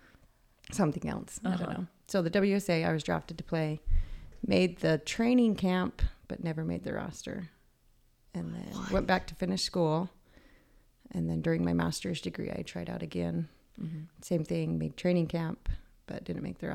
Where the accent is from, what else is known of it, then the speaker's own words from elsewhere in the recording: Salt Lake City, Utah, United States; moved away as an adult; now in Nebraska, United States; I grew up in Salt Lake City